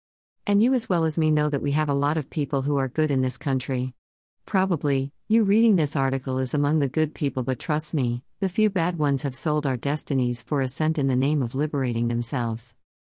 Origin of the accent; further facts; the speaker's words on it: Kenya; inasmuch as we are from Kenya, let us be judged on the scales of personal integrity and dignity.